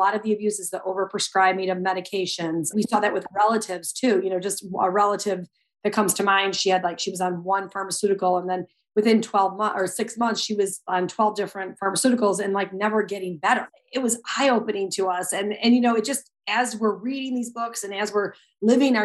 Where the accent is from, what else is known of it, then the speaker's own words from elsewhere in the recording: Chicago, Illinois, United States; We lived in a downtown high rise at the time in the city, and we're from Chicago